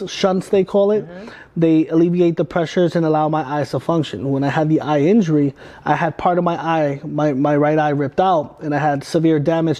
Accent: Brentwood, New York, United States; Like, I'm from Brentwood, Long Island. Mm-hmm. I went to high school from, I was class of 2004.

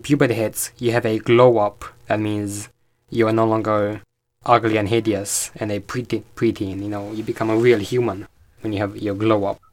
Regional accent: Romania; I'm eighteen. I'm from Romania.

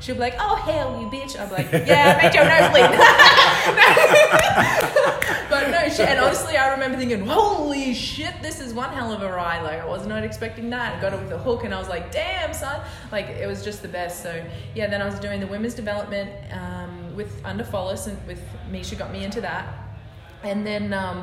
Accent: Australia; moved away as an adult; now in United States; I'm over here from Australia. I'm half Australian, half Māori, which is native New Zealand

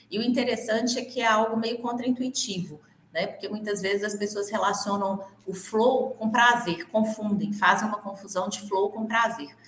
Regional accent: Minas Gerais, Brazil; born there; also born or lived in Belo Horizonte; Estou muito longe de BH, não, estou a 110 quilômetros, mas eu moro no interior. Nasci aqui, morei muitos anos em BH e estou aqui de novo.

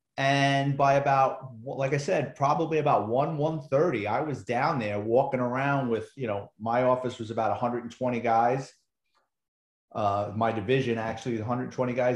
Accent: New York City, New York, United States; I grew up in the Bronx in New York City

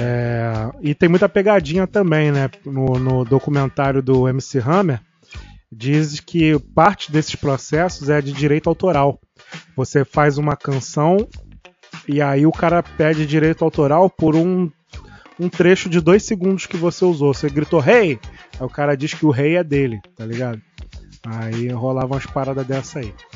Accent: Rio de Janeiro, Brazil; a gente é carioca

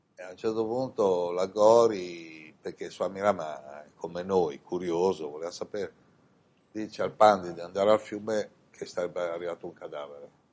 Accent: Italy; moved away as an adult; also born or lived in India / Milan; in questa incarnazione sono nato in Italia

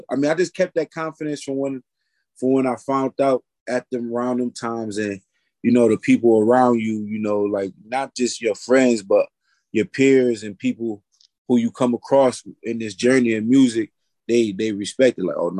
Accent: New York, United States; also born or lived in Detroit, Michigan; I was born in Michigan, Detroit, Michigan, and moved to upstate New York when I was a kid. And then been back and forth, you know, throughout the years.

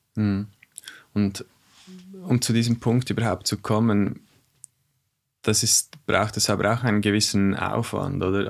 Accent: Switzerland; bei uns in der Schweiz

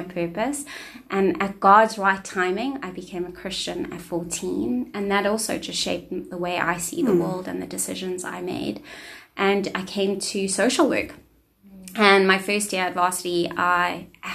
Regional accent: Cape Town, Western Cape, South Africa; So I grew up in a single parent home, a colored home on the Cape Flats. So I grew up in Athlone

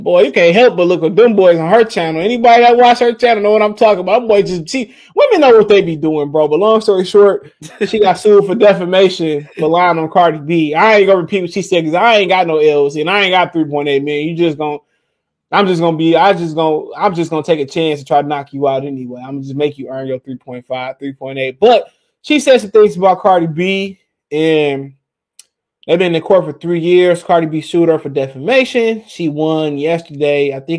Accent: Nigeria; I'm not black. I'm Nigerian.

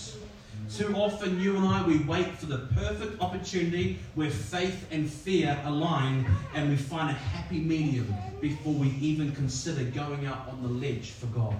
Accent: New Zealand; now in Sydney, Australia; I'm a Kiwi and it's just over the ditch, but when I came to Sydney

